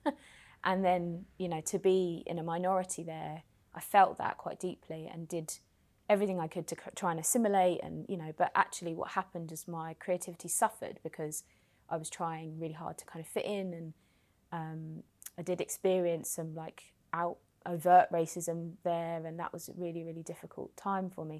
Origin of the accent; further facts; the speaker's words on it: London, United Kingdom; also born or lived in West Country; I grew up in Hackney